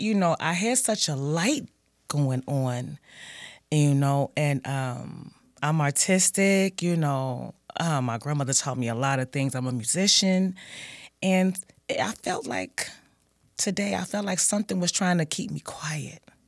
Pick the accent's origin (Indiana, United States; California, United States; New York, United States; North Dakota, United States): Indiana, United States; Gary; I grew up in, well, I'm from Gary, Indiana, born nineteen seventy-five